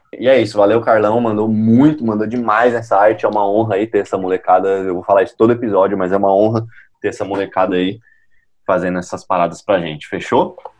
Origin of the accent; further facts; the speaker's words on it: Brazil; A gente, como brasileiro